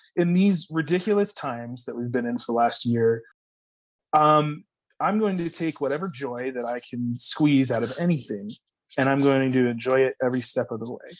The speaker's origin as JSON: {"language": "English", "town": "High Point", "region": "North Carolina", "country": "United States", "tie": "born or raised there", "said": "I grew up in High Point, North Carolina, which is the furniture capital of the world"}